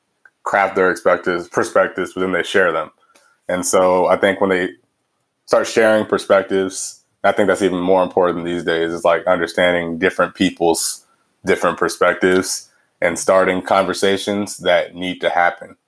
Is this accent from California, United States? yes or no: no; Houston, Texas, United States; moved away as an adult; also born or lived in Los Angeles / London / Cambridge; now in Chicago, United States; where I grew up in Houston was like north, just north of the city